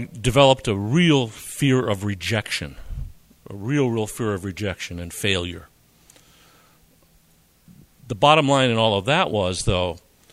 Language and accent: English; Wilkes-Barre, Pennsylvania, United States; I grew up in Wilkes-Barre, Pennsylvania, to parents and grandparents from Eastern Europe